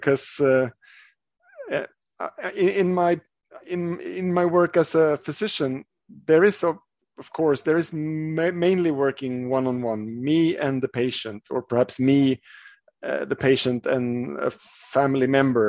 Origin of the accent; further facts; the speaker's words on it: Sweden; I'm from Sweden, and I work as a physician.